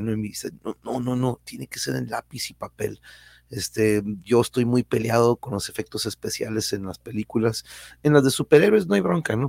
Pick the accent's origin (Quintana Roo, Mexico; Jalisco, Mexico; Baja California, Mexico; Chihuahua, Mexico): Baja California, Mexico; Tijuana; also born or lived in Mexico City; mi querida ciudad